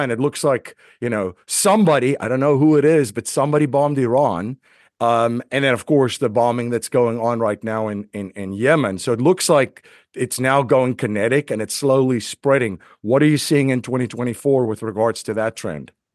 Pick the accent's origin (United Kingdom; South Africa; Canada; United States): South Africa; moved away; I grew up in South Africa